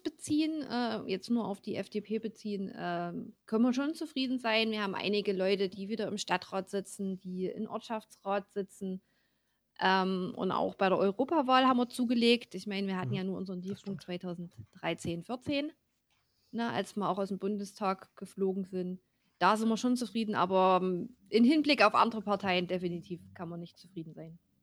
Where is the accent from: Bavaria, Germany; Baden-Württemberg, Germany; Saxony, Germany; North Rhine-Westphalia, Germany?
Saxony, Germany; Ore Mountains; bei uns im Erzgebirge